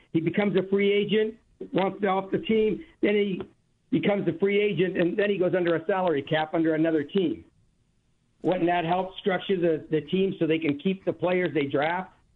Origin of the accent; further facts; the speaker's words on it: Bay Area, California, United States; I grew up in the Bay Area